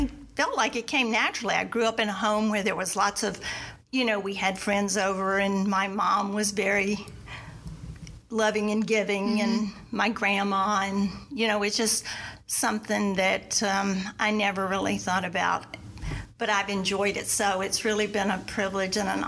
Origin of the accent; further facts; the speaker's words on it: South Carolina, United States; moved away as an adult; also born or lived in Washington, D.C.; I was from the South, mm-hmm. South Carolina. I mean, there, I was an old maid at 30